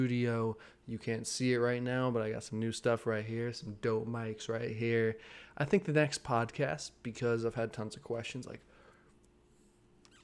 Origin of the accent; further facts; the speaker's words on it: New Jersey, United States; I grew up in Jersey too, where it was actually really humid in New Jersey